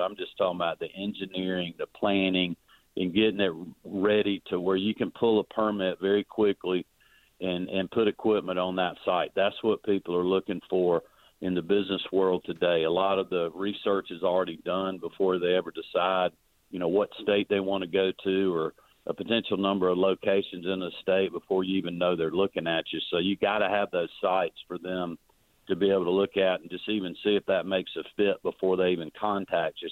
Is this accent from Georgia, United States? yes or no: yes; Oglethorpe County, Georgia, United States; I've spent a lot of time growing up in Oglethorpe County